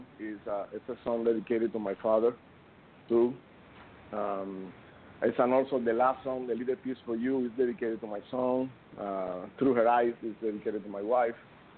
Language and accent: English; Cuba; moved away; I'm from Cuba